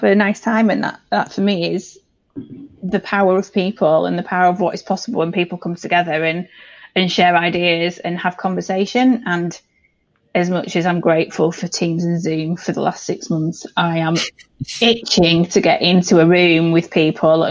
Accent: York, Yorkshire and the Humber, United Kingdom; I was born in York, so I mean, I'm very much a Yorkshire girl

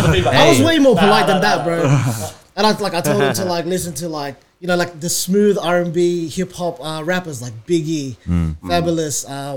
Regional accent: Australia; I'm Australian, bro.

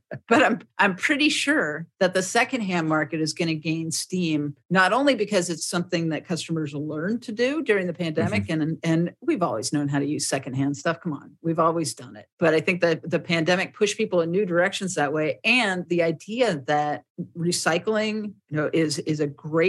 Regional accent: Frederick, United States; I have this idea for a shop in my hometown

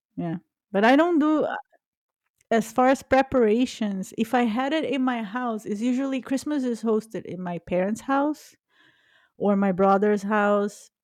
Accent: Brazil; now in United States; I was born in Brazil

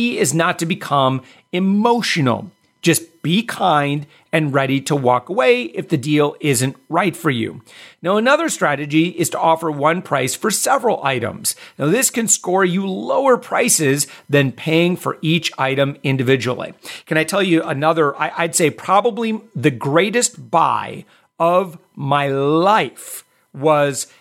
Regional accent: Midwest, United States; also born or lived in Wisconsin / Michigan; I grew up in the Midwest. I grew up in Wisconsin, Michigan

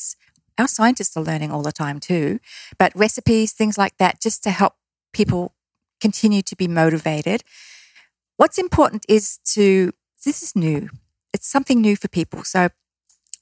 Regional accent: Australia; I'm Australian.

